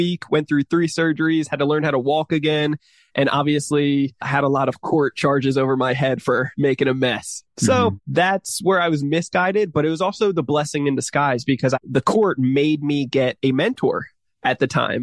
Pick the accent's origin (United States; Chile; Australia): United States; New Jersey; I grew up in New Jersey, single parent mother